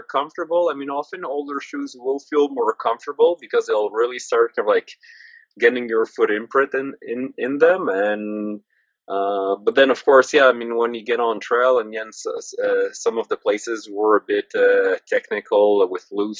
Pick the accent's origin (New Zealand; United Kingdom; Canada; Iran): Canada; I'm Canadian, French Canadian at that, so like maple syrup runs through my blood